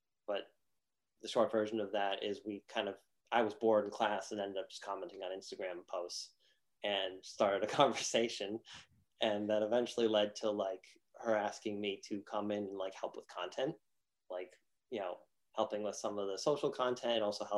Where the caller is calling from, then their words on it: Pompano Beach, Florida, United States; I'm coming in from South Florida, specifically Pompano Beach, pretty close to Miami